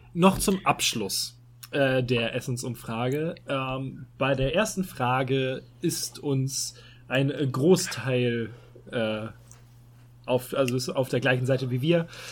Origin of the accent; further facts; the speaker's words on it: Hamburg, Germany; als Hamburger